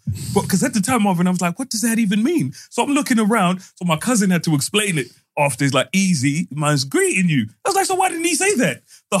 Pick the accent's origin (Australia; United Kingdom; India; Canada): United Kingdom; Thornton Heath, London; Yeah, because I grew up in Thornton Heath and it was, you know what I mean, totally different from everywhere else.